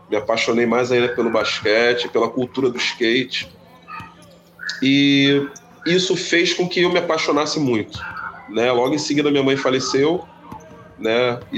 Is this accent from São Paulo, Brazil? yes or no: no; Rio de Janeiro, Brazil; É, assim, é, eu sempre morei em Santa Cruz, né? Eu vim morar no Cesarão quando eu tinha menos de dois anos, assim minha mãe me contou, né, gente?